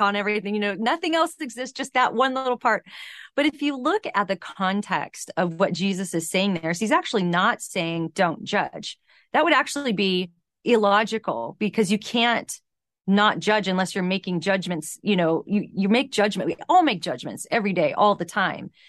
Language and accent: English; San Fernando Valley, California, United States; growing up in the San Fernando Valley